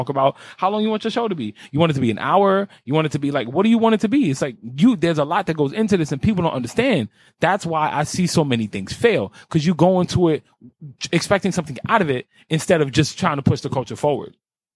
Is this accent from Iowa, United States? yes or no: no; New York City, New York, United States; I grew up in Carver Projects on 100 Foot Madison, East Side of Harlem